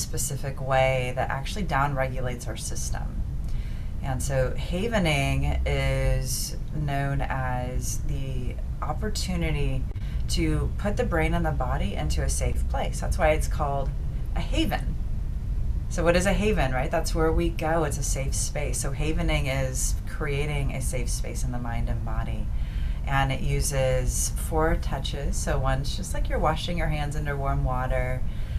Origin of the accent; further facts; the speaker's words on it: Midwest, United States; now in Los Angeles, United States; I'm from the Midwest. I'm a good old-fashioned Midwestern girl, transplant to Los Angeles, and still here